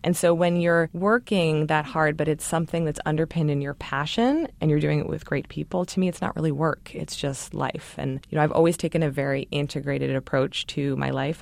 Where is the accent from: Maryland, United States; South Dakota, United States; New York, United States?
Maryland, United States; Baltimore; I grew up in Baltimore, Maryland